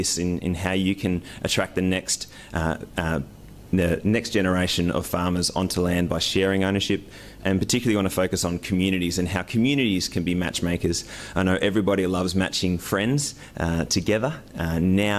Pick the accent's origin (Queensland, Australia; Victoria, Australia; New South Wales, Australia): Victoria, Australia; near Pyramid Hill, central; So this is me around the age of 8, and I grew up near Pyramid Hill.